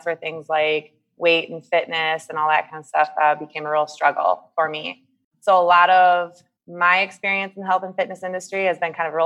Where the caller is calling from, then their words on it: United States; also born or lived in Kuwait; yeah, I'm joining from the States. I um, spent the last five years of my life living in Kuwait as part of the team that helped set up Circuit Plus, uh, and all those facilities over there.